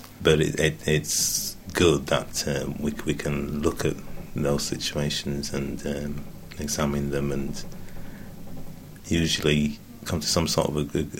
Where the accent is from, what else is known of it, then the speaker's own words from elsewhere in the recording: Leeds, Yorkshire and the Humber, United Kingdom; also born or lived in Curaçao; Well, I was born in Curaçao, which is the Dutch West Indies. My mother was from St. Kitts, Dutch West Indies, and my father from Nevis. My parents, myself, my brother and two sisters came to England and to Leeds in 1960